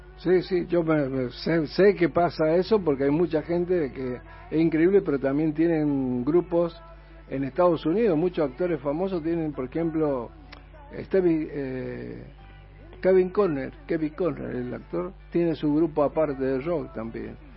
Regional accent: Mendoza, Argentina; moved away; yo soy de Mendoza también, así que tengo mi familia en Mendoza

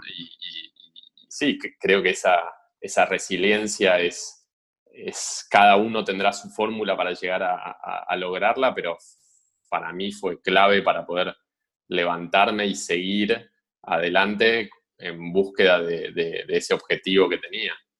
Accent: Argentina; moved away as an adult; also born or lived in Switzerland; para nosotros como argentinos

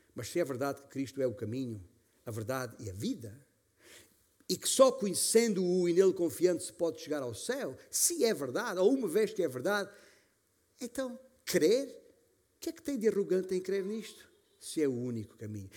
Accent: Alentejo, Portugal; como se diz na minha terra, no meu Alentejo

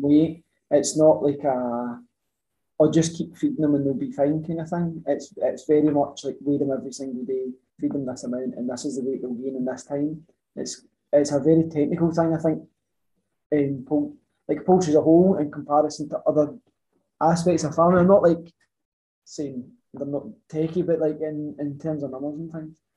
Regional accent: Ayrshire, Scotland, United Kingdom; I'm from Ayrshire originally, always stayed in Ayrshire

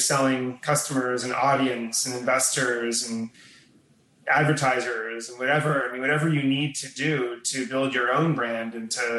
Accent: Newton, Massachusetts, United States; now in New York, United States; I grew up outside of Boston in a town called Newton, or more specifically Wabun.

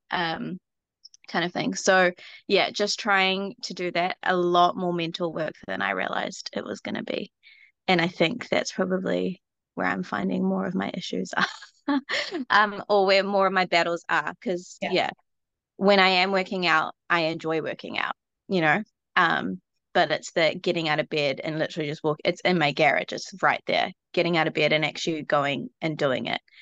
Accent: New Zealand; I'm from New Zealand, so my accent's gonna be really weird

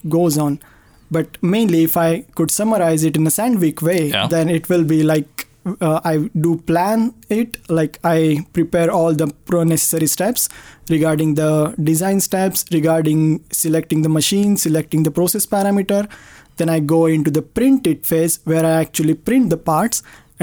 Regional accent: Pune, Maharashtra, India; moved away as an adult; also born or lived in Chennai, India; now in Sweden; I grew up in Pune, India as well

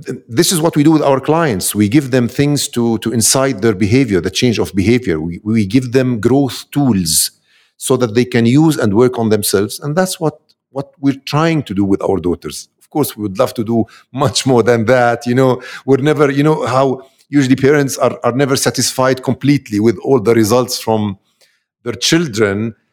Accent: Amman, Amman Governorate, Jordan; I'm from Amman, Jordan.

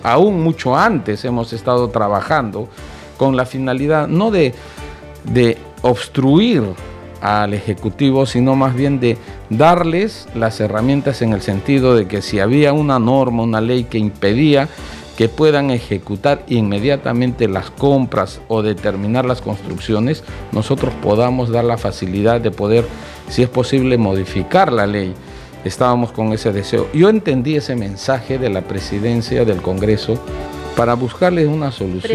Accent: Arequipa, Peru; yo soy de Arequipa

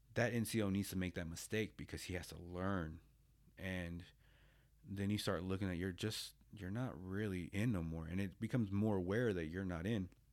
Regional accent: United States; moved away as an adult; also born or lived in Japan; I get a local job at the V A, um, here in my hometown

